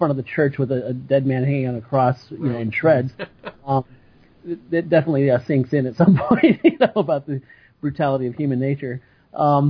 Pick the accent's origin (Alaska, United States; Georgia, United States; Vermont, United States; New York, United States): Alaska, United States; Ketchikan; now in Seattle, United States; growing up in Alaska, in Ketchikan, Alaska